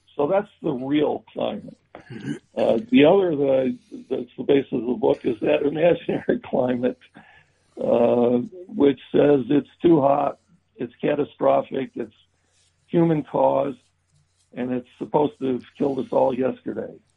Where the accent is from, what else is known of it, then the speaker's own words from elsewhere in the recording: Chicago, Illinois, United States; born and raised on Chicago's Southwest Side near Midway Airport